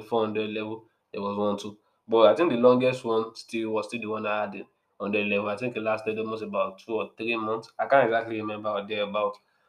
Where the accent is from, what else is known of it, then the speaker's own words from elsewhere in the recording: Nigeria; as a Nigerian person that went to a Nigerian public school, public school, university rather